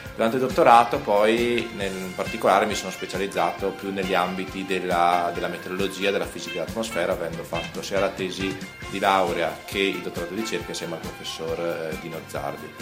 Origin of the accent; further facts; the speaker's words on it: Trento, Trentino-Alto Adige, Italy; io sono di Trento